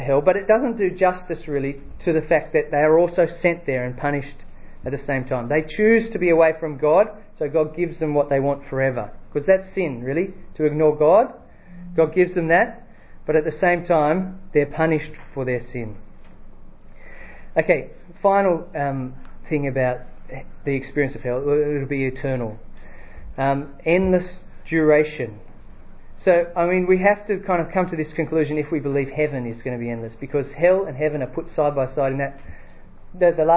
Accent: Australia; I'm from Australia

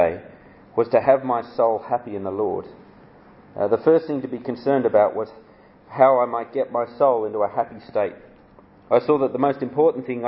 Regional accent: Canberra, Australian Capital Territory, Australia; also born or lived in Sydney, Australia; I was born in Canberra, Australia, the world's most boring capital city. But I learnt the gospel from on the north shore of Sydney

